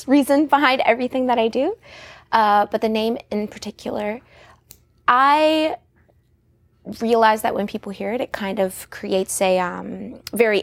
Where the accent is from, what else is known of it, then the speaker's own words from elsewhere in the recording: Shenandoah Valley, Virginia, United States; I'm from the Shenandoah Valley